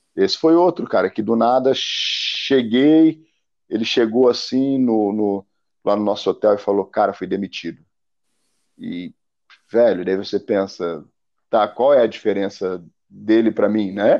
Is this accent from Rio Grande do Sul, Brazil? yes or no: no; the South, Vale do Itajaí, Santa Catarina, Brazil; also born or lived in Germany; eu moro numa bolha aqui, cara, que é o sul